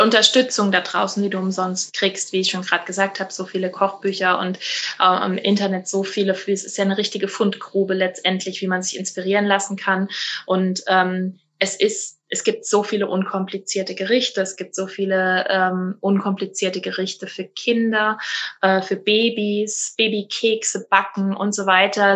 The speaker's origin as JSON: {"language": "German", "region": "Rhineland-Palatinate", "country": "Germany", "said": "bei uns in der Pfalz"}